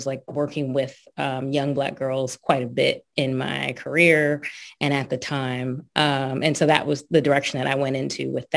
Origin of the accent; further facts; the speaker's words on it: East Brunswick, New Jersey, United States; I grew up in East Brunswick, New Jersey